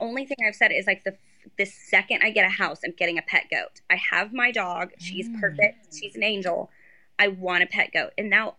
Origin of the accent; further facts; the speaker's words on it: Texas, United States; I'm from Texas.